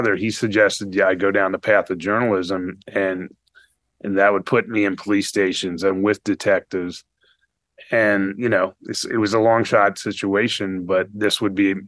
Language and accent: English; Fort Lauderdale, Florida, United States; I grew up in South Florida, Fort Lauderdale, and it was pretty much a tourist town